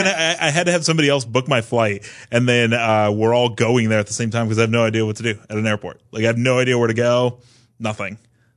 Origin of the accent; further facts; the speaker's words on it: Fresno, California, United States; now in San Francisco Bay Area, United States; Well, I grew up in Central California, so like Fresno.